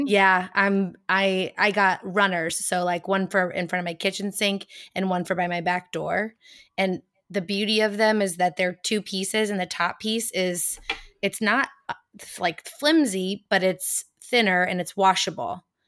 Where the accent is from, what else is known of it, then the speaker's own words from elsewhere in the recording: United States; accent: American; my American accent